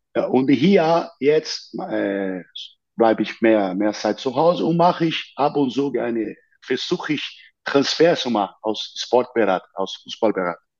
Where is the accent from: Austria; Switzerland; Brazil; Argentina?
Brazil; near São Paulo; German is a second language; moved away as an adult; also born or lived in Rio de Janeiro, Brazil / Munich, Germany; now in United States; in der Nähe von São Paulo, wo ich geboren bin